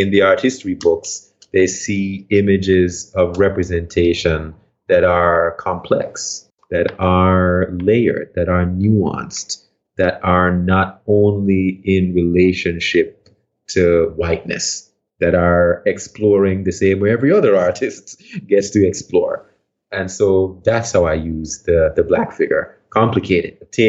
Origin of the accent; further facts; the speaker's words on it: Stony Hill, Saint Andrew, Jamaica; Again, remember, I'm from Jamaica. I'm from this hill in Jamaica.